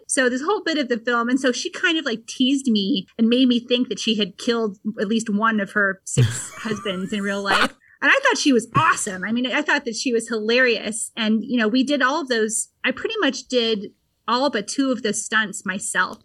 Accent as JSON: {"language": "English", "region": "Vermont", "country": "United States", "tie": "born or raised there"}